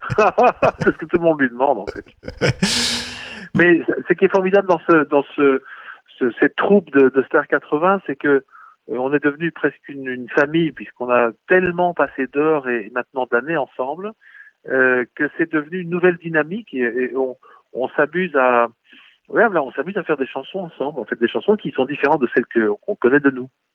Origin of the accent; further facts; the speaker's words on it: Belgium; on est des Belges